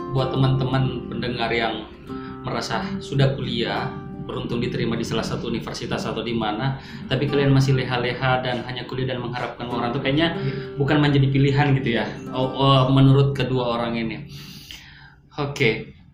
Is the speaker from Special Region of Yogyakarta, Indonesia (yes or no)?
no; Makassar, South Sulawesi, Indonesia; also born or lived in Jakarta; gue besar di Makassar lalu tau kondisi di Makassar jenuhnya gue di Jakarta